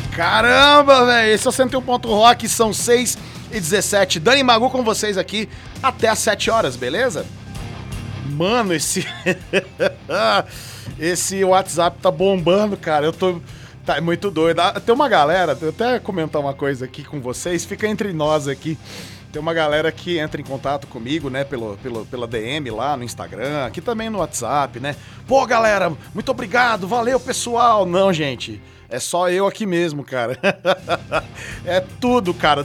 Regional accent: Franca, São Paulo, Brazil; aqui de Franca, cara, da minha cidade natal aqui, Franca Interior de São Paulo

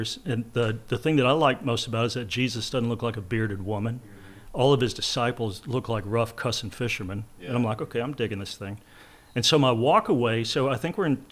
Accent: Lubbock, Texas, United States; moved away; I'm from Lubbock, Texas, where the only water we have there, Mark, is treated sewage

